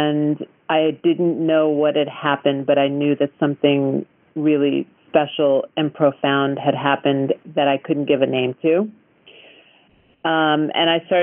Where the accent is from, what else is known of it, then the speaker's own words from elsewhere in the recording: Long Island, New York, United States; now in Topanga, United States; I was brought up on Long Island.